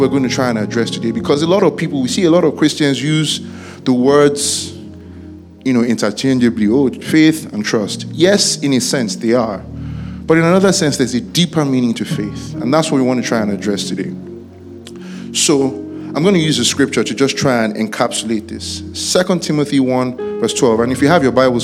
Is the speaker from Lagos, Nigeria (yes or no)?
no; Ibadan, Oyo, Nigeria; I grew up in Ibadan